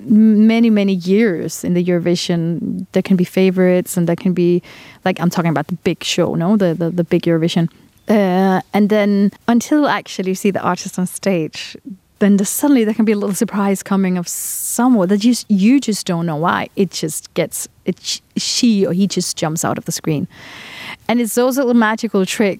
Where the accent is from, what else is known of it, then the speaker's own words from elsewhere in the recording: Denmark; now in Andorra; I'm from Denmark